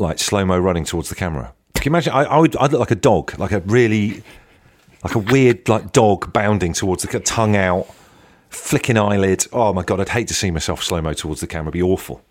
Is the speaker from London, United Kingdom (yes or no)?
no; Devon, South West England, United Kingdom; I grew up in Devon by the beach